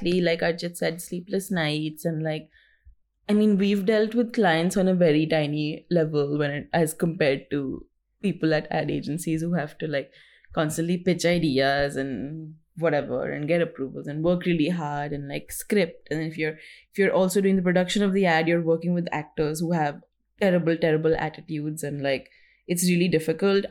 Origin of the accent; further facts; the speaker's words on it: North India, India; We're from North India